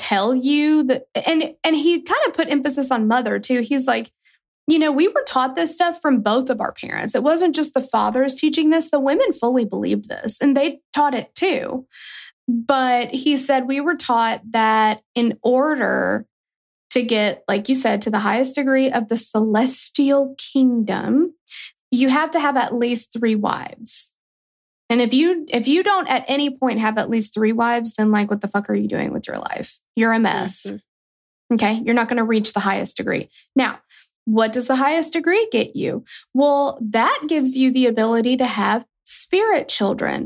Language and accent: English; United States; I'm a proud American